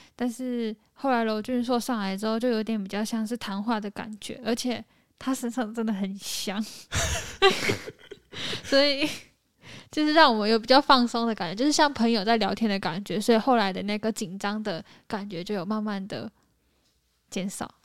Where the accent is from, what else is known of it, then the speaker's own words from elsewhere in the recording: Hengchun, Pingtung County, Taiwan; 我是来自台湾正南端屏东县恒春镇的